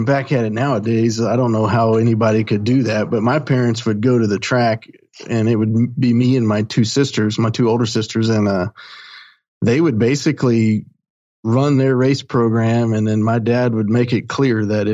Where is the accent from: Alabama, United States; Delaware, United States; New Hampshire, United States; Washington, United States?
Alabama, United States; Eufaula; also born or lived in Gambrills, Maryland; now in Birmingham, United States; my mom moved to Alabama and little small town called Eufaula. And went to school there and graduated high school